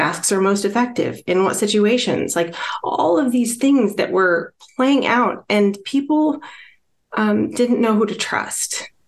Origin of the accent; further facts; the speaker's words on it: Midwest, United States; So my background, actually, I'm from the Midwestern part of the United States, and historically that's been prairie.